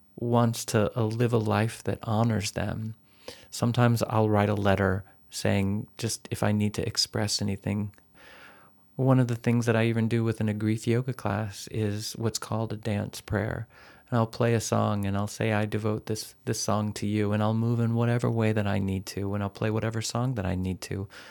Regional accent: Texas, United States; moved away; a boy growing up in Texas

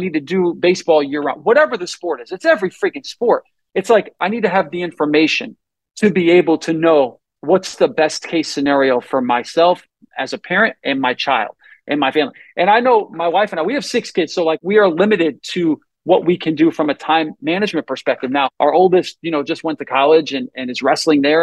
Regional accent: Northeast, United States; I grew up in the Northeast

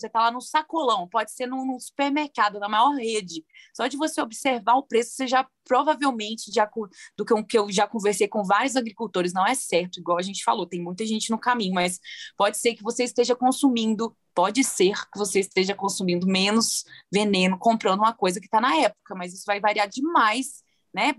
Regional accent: Viçosa, Minas Gerais, Brazil; moved away; also born or lived in Belo Horizonte; Eu sou do interior, né, de Viçosa, interior de Minas Gerais. Cresci vendo minha mãe cozinhando e tudo

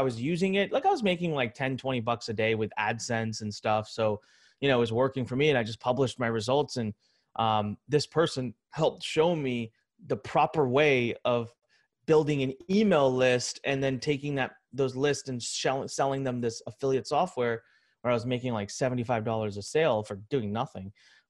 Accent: India; Well, I'm Indian. I know Hindi. I'm going to go to India.

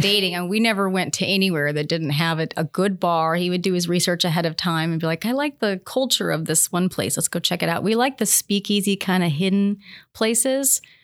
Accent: California, United States; moved away as an adult; also born or lived in Richmond, Kentucky; now in Kentucky, United States; I was born in Richmond, but when I was two years old, my mom and I moved to California. It's actually where I was raised.

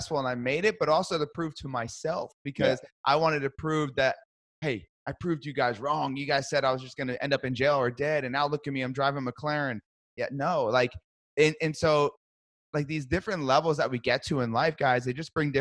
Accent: Brick, New Jersey, United States; born or raised there; moved away as an adult

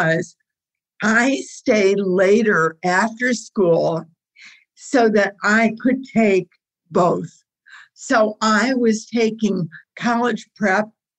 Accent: Detroit, Michigan, United States; I was born and raised here, and I'm still here

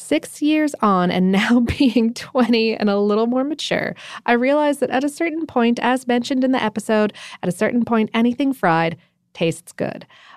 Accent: Widnes, North West England, United Kingdom; moved away as an adult; now in Scotland; So I was born in Widnes, just outside of Liverpool, and grew up on proper, fresh, and delicious, true fish and chips. 6 years ago, I moved to Scotland

